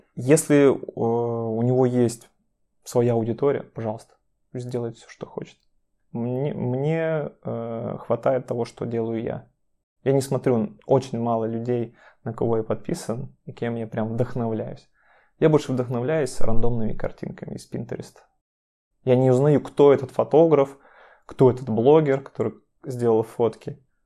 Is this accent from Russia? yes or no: yes; Chelyabinsk, Chelyabinsk Oblast, Russia; moved away; Я сам приехал из Челябинска, мы с Машей из Челябинска